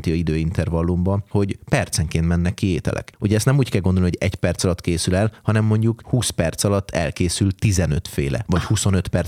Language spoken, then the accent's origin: Hungarian; Hungary; moved away as an adult; also born or lived in London / Ireland / Scotland / Austria; olyan családból származom, ahol, tehát egy autentikus magyar családból származom.